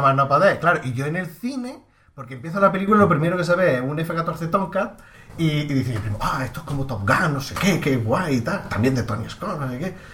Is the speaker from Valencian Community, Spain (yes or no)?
no; Andalusia, Spain; como muchos andaluces que tenemos familia en, Cataluña